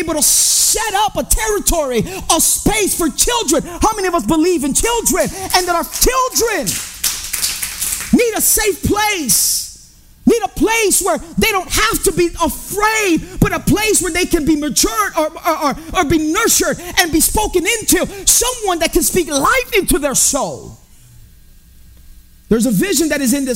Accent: Chicago, Illinois, United States; I grew up in Humboldt Park. I grew up in the hood.

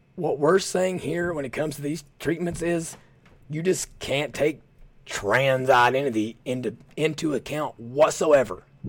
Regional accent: Southeast Kentucky, United States; I'm from Southeast Kentucky

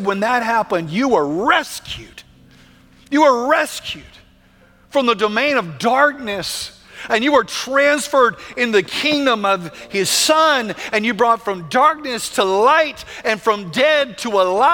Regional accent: United States; we don't think that way as American Christians

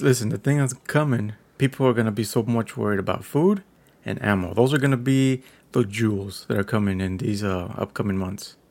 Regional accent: Texas, United States; I'm a Texan

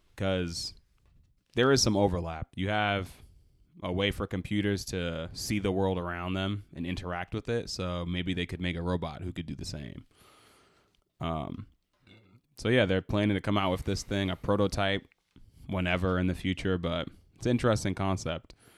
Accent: Boston, Massachusetts, United States; I'm from Boston

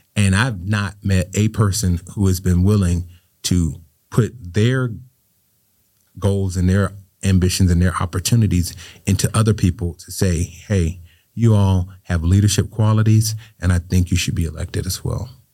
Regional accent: Riviera Beach, Florida, United States; I grew up right here in Revere Beach

